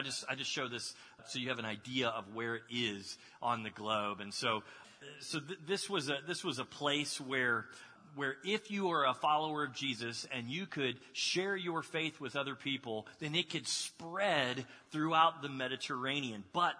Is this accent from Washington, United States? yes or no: no; Dallas, Texas, United States; moved away as an adult; also born or lived in Waco, Texas / Kentucky / Florida; now in Columbus, United States; I grew up in Dallas. I moved to Waco for a while, then to South Texas. Then I met my wife in Kentucky. We lived in Florida, and then we came up here.